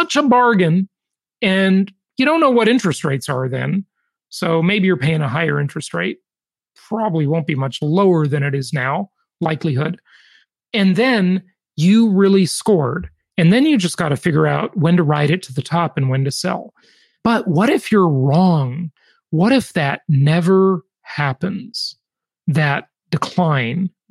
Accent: California, United States; the Socialist Republic of California, where you live and where I'm from

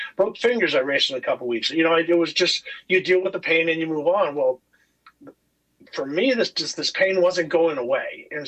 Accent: California, United States; And so I came from California, hard berm style

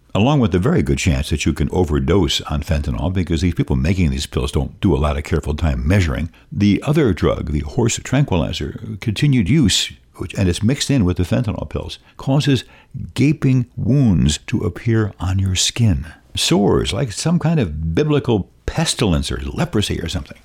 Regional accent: New Jersey, United States; moved away as an adult; also born or lived in Menominee, Wisconsin / Marshfield, Wisconsin / Milwaukee, Wisconsin; now in La Crosse, United States; I've spent more time in Wisconsin than in my home state of New Jersey when I left there at eighteen years old

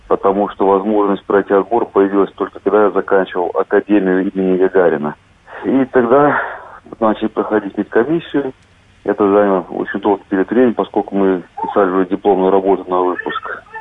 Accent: Minsk Region, Belarus; born there; Видите, что городок очень маленький, и найти его, сказать, целенаправленно очень тяжело, поэтому я снимал целый район рядом с Минском. Вот, а потом уже на фотографиях выделял и увеличивал фотографии именно своего города.

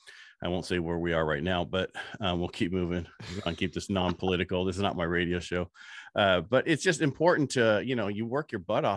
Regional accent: Burlingame, California, United States; born there; I was born in Burlingame, California

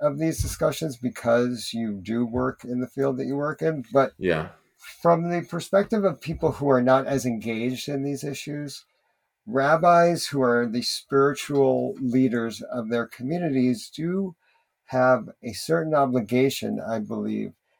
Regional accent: United States; as American Jews

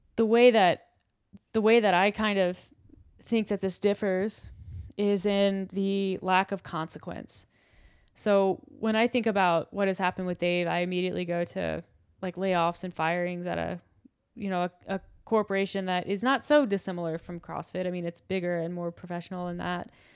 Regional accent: United States; I think I am an American, and I feel proud for that, and it's be- it's part of my identity

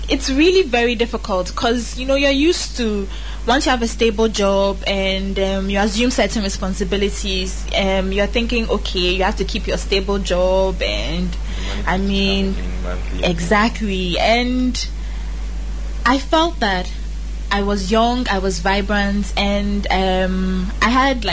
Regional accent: Ghana; I'm a Ghanaian woman, something that I'm very proud

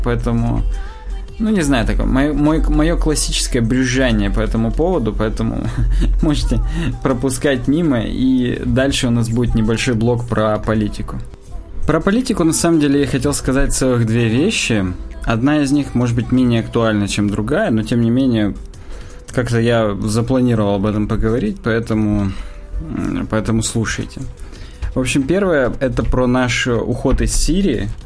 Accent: Russia

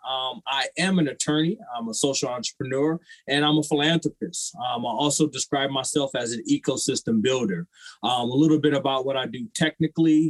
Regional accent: Waterloo, Iowa, United States; I'm originally from Waterloo, Iowa

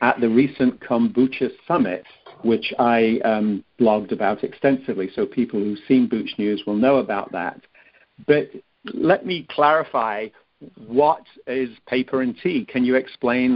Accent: England, United Kingdom; I grew up in England, which is a tea-drinking country

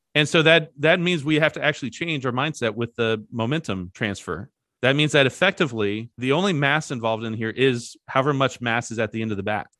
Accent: Kentucky, United States; I grew up in Kentucky

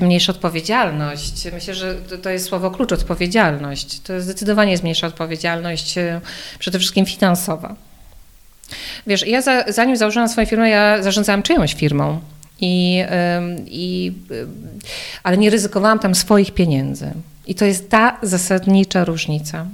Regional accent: Podkarpacie, Subcarpathian Voivodeship, Poland; moved away as an adult; now in Warsaw, Poland; Mieszkam w Warszawie, chociaż pochodzę z Podkarpacia

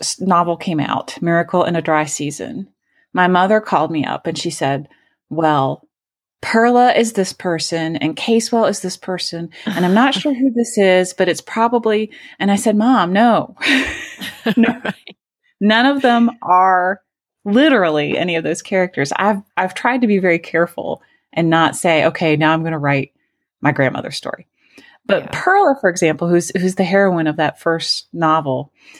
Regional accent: Asheville, North Carolina, United States; from Asheville.

